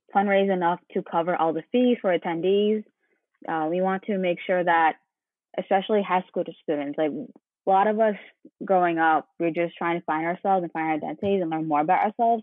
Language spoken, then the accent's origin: English; New York City, New York, United States; also born or lived in Manhattan; I was born in Manhattan, but grew up in Brooklyn